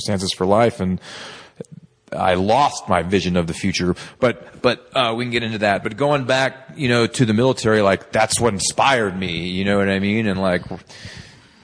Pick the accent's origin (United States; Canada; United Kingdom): United States; Texas; a young male growing up in Texas